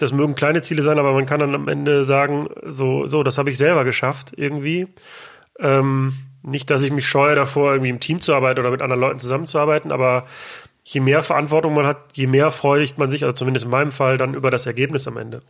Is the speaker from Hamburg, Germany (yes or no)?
no; Ruhr area, North Rhine-Westphalia, Germany; ich komme aus dem Ruhrgebiet